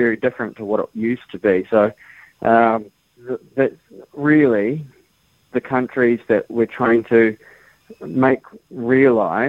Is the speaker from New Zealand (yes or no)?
yes; New Zealand; Being proud Kiwi country kid, grew up, did the hard work